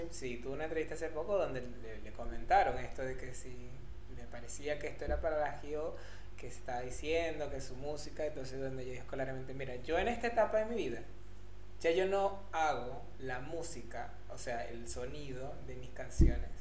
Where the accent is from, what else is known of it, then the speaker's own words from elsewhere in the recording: Venezuela; now in Argentina; Nosotros en Venezuela decimos cachos.